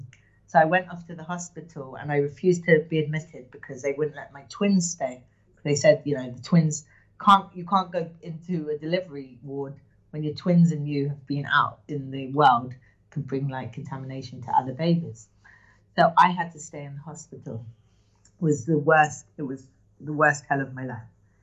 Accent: England, United Kingdom; moved away as an adult; now in Modi'in, Israel; I grew up in England.

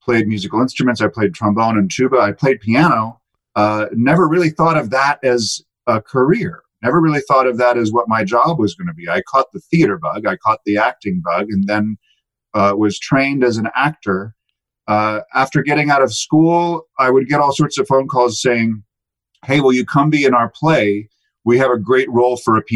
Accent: Salinas, California, United States; I grew up in Salinas, California, on the central coast of California, just inland from Monterey

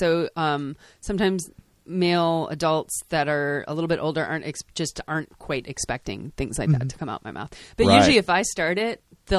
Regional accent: Chicago, Illinois, United States; also born or lived in Eugene, Oregon; now in Portland, United States; I'm from Chicago.

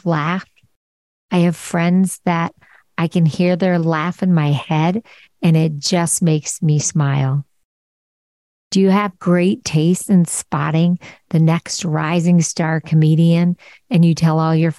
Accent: Philadelphia, Pennsylvania, United States; I'm from Philly and I grew up on the Parkway

